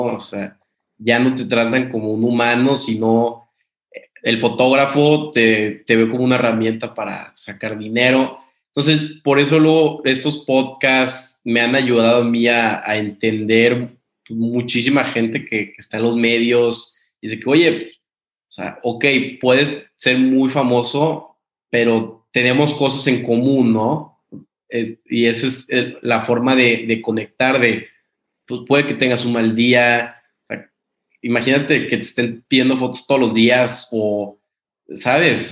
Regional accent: Mexico; now in United States; soy, soy mexicano

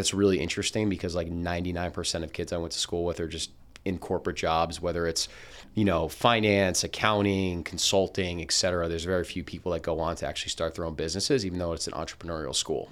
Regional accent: Princeton, New Jersey, United States; also born or lived in Boston; I grew up in Princeton, New Jersey

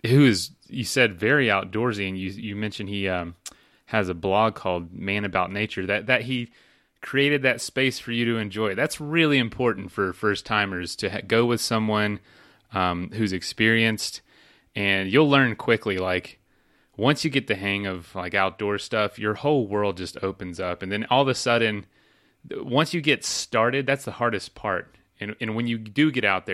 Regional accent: Florida, United States; I'm from there

